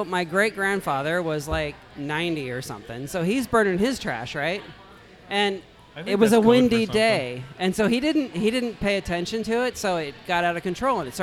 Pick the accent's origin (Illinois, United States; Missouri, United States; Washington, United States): Missouri, United States; moved away; I grew up in Missouri